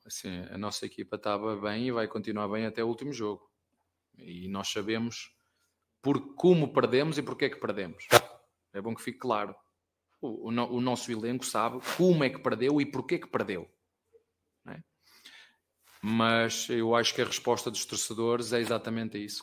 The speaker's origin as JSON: {"language": "Portuguese", "town": "Penafiel", "region": "Norte", "country": "Portugal", "tie": "born or raised there", "moved": "yes", "said": "Lá na minha terra, em Penafiel"}